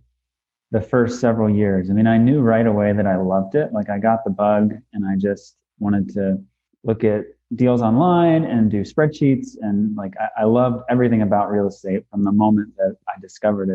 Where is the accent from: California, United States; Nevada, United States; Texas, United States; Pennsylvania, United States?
Pennsylvania, United States; Western; I'm born and raised in Western Pennsylvania